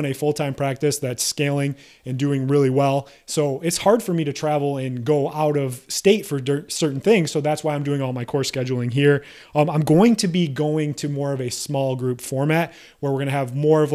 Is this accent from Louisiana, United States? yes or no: no; New York, United States; moved away; I'm actually from New York